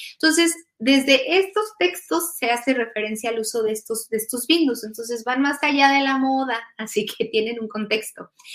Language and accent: Spanish; Mexico; now in Germany; soy mexicana, pero actualmente este, estoy radicando en, Alemania